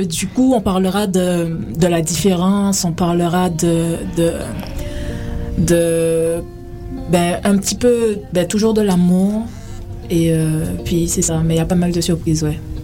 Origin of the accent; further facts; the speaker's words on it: Guadeloupe; also born or lived in France / Paris; now in Canada; Ben, je viens de la Guadeloupe. Je suis originaire de la Guadeloupe.